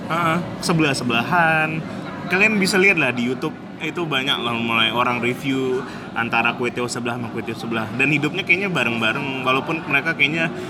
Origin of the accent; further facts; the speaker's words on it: Pontianak, West Kalimantan, Indonesia; moved away; ibu aku rutin kalau aku pulang ke Pontianak pasti masak roti cane